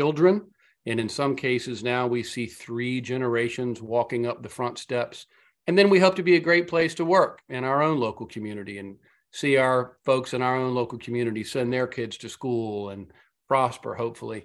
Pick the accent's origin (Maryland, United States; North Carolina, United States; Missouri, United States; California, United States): North Carolina, United States; Outer Banks; I grew up on the Outer Banks of North Carolina